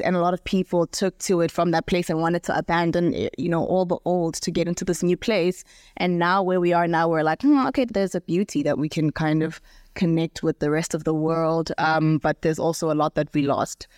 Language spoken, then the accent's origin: English; Lesotho; moved away as an adult; now in South Africa; I grew up in Lesotho, so we speak predominantly Sesotho